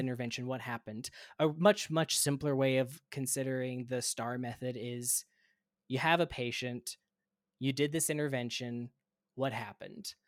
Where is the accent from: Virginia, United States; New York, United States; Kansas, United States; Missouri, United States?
Kansas, United States; moved away as an adult; also born or lived in Gainesville, Florida; now in Minnesota, United States; I'm originally from Kansas, I went to pharmacy school at the University of Kansas